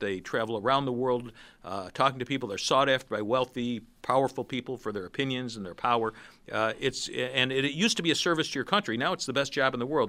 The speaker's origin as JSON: {"language": "English", "town": "Rochester", "region": "New York", "country": "United States", "said": "I'm from Rochester"}